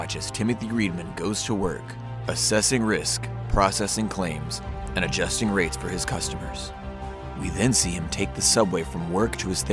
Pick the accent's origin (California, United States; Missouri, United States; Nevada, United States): California, United States; Pasadena; I grew up in Pasadena